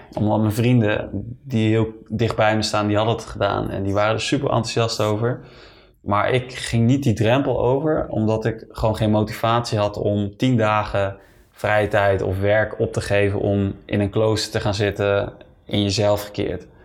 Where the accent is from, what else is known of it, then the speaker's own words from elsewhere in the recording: Netherlands; moved away as an adult; ik ga eind april ga ik terug naar Nederland. Ja, ik mis mijn familie gewoon